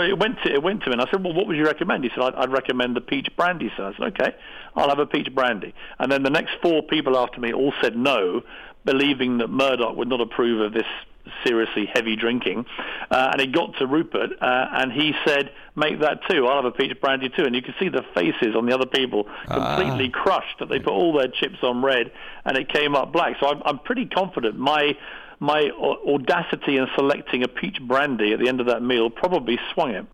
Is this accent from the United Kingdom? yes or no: yes; United Kingdom; accent: British; now in United States; I'm, I'm a British guy